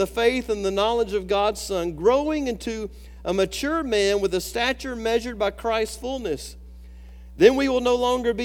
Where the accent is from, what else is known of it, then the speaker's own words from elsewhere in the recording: Alabama, United States; I grew up in Alabama